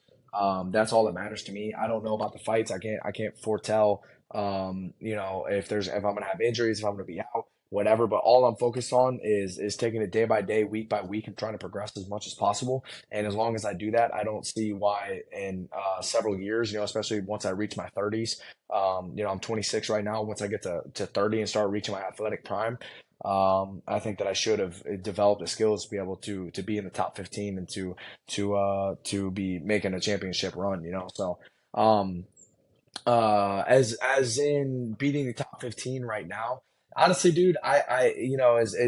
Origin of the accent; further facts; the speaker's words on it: United States; I'm just American. That's what born and raised, my family's been here for a while